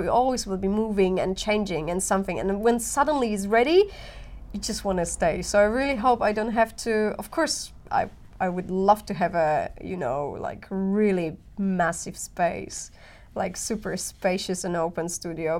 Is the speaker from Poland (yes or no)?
yes; Poland; moved away as an adult; now in Helsinki, Finland; I've been growing up in Poland, and the city that I come from